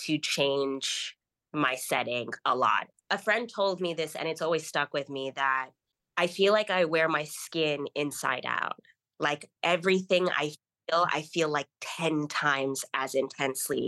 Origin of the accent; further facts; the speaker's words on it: Kenya; growing up in Kenya